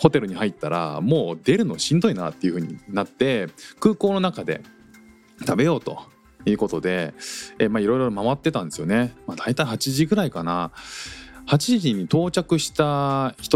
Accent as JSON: {"language": "Japanese", "country": "Japan", "moved": "as an adult", "lives_now": "Singapore", "said": "日本に2週間帰国してました家族で"}